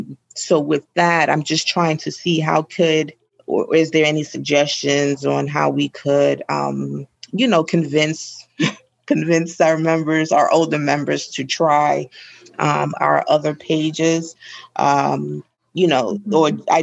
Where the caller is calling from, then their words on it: New York, United States; I'm calling from New York, and I run the social media pages for my chapter, the Greater New York chapter